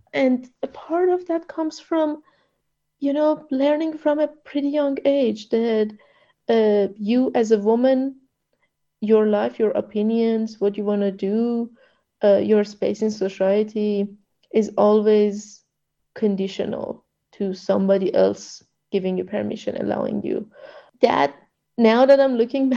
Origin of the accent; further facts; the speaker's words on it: Iran; now in Melbourne, Australia; I grew up in that regime